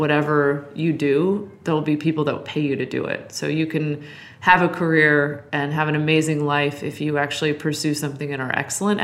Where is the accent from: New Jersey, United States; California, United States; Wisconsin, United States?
California, United States; San Francisco; I grew up in Noe Valley in San Francisco. So I grew up right in the heart of San Francisco.